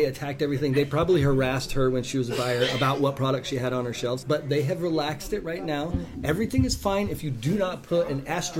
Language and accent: English; New England, United States; now in Washington, United States; I'm from New England, so maple is a huge thing for me.